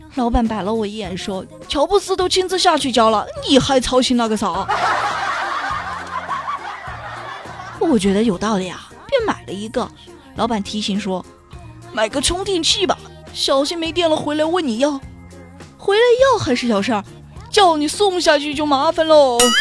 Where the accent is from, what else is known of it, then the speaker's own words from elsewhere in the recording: China; 在我们中国